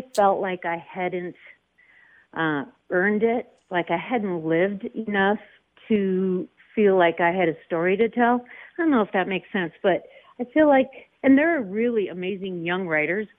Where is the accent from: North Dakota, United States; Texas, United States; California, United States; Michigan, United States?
North Dakota, United States; now in Colorado, United States; I was born in North Dakota